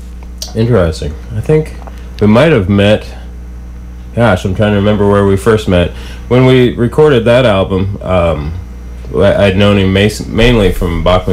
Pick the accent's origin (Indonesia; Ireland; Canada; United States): United States; Mexico, Missouri; also born or lived in Oregon; now in Columbia, United States; I was born in Mexico, Missouri, so from pretty close around here.